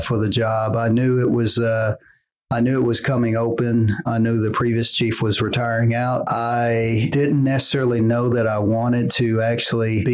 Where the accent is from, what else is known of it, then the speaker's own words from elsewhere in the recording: Tulsa, Oklahoma, United States; I'm born and raised in Tulsa. Been here my entire life